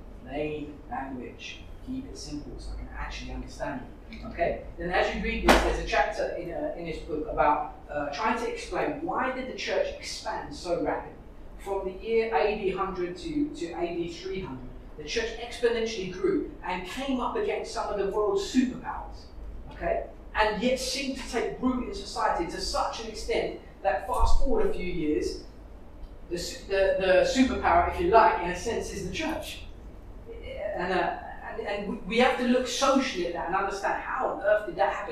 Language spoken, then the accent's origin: English; London, United Kingdom; I was brought up in East London.